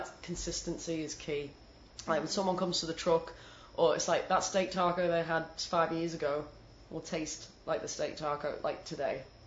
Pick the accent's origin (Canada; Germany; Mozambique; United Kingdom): United Kingdom; the north of England; accent: northern English; moved away; my northern English accent